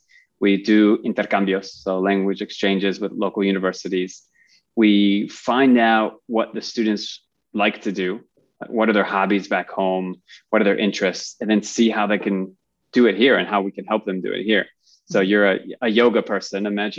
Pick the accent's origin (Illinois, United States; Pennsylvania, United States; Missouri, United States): Illinois, United States; Chicago; moved away as an adult; now in Barcelona, Spain; I'm from Chicago originally, but moved out here in 2002